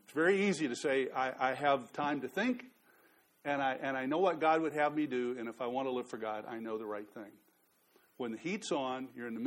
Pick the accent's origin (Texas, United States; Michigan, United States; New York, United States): Texas, United States; Dallas area; moved away as an adult; also born or lived in New Orleans; I grew up in Texas, and I grew up in the Dallas area